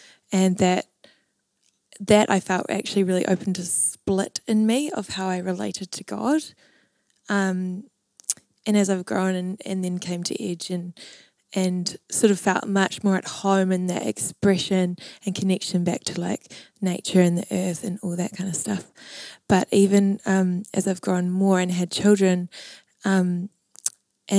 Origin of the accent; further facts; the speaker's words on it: Waiheke Island, Auckland, New Zealand; I grew up on Waihi Island